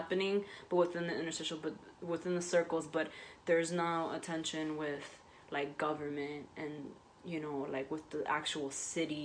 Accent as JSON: {"language": "English", "town": "New York City", "region": "New York", "country": "United States", "tie": "born or raised there", "said": "where I grew up in the South Bronx"}